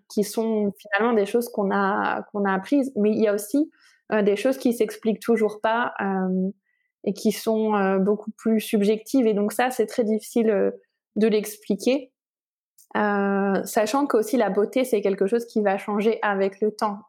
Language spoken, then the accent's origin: French; Lille, Hauts-de-France, France; moved away as an adult; also born or lived in Lyon, France; now in Barcelona, Spain; je suis d'origine lilloise. J'ai été lyonnaise d'adoption